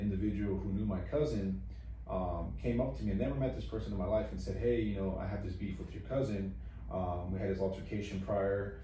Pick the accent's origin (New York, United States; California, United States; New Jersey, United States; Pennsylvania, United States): California, United States; San Diego; I was born here in San Diego.